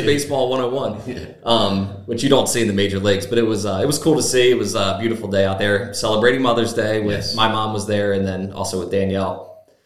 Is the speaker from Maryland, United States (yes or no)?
yes; Chesapeake City, Maryland, United States; born or raised there; also born or lived in Cecilton